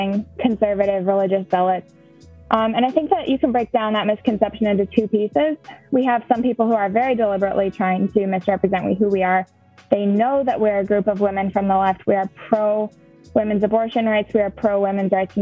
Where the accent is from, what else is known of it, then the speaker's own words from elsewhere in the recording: La Crosse, Wisconsin, United States; I'm from the La Crosse area of Wisconsin.